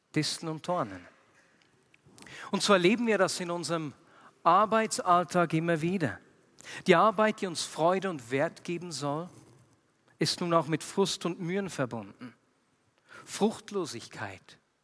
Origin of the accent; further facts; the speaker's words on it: Switzerland; bei uns in der Schweiz